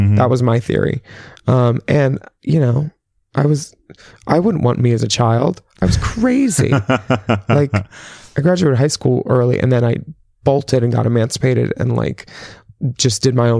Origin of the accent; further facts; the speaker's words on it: Philadelphia, Pennsylvania, United States; Growing up in Philly